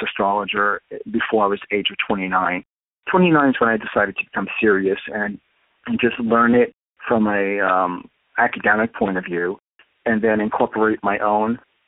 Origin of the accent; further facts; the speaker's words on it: New York City, New York, United States; accent: New York; moved away; you probably can tell I'm a New Yorker from my accent